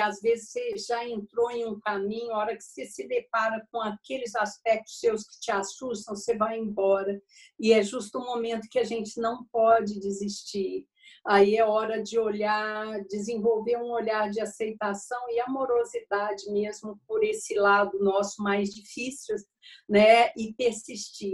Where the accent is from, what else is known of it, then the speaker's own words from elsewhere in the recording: Uberaba, Minas Gerais, Brazil; Eu nasci em Uberaba, a terra do Chico Xavier, em Minas uhum, Gerais, uhum. E, em uma família muito espírita e a gente tinha essa ligação espiritual muito forte desde a infância